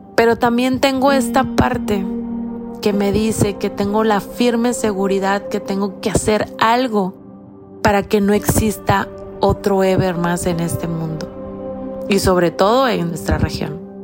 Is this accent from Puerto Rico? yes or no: no; Mexico; mi país